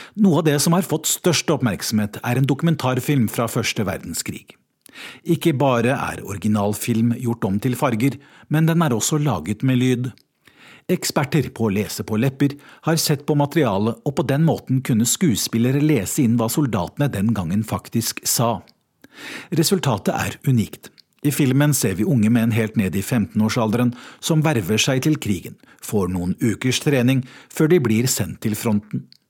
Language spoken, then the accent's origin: Norwegian; Norway; moved away as an adult; now in London, United Kingdom; oss nordmenn